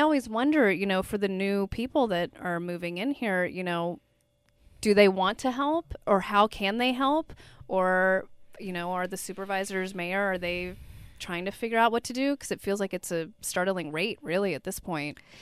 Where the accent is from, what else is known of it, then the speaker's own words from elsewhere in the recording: Bay Area, California, United States; I'm born and raised in the Bay Area.